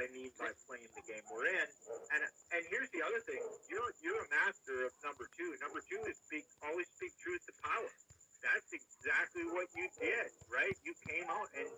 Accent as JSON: {"language": "English", "town": "Minneapolis", "region": "Minnesota", "country": "United States", "tie": "born or raised there", "said": "I grew up in Minneapolis, St. Paul."}